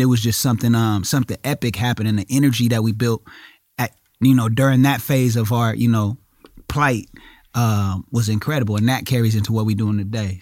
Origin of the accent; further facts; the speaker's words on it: Inglewood, California, United States; I'm from Inglewood